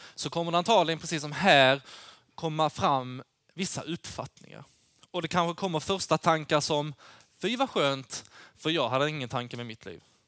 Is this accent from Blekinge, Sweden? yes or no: no; Lund, Skåne, Sweden; Jag kommer från, eh, Lund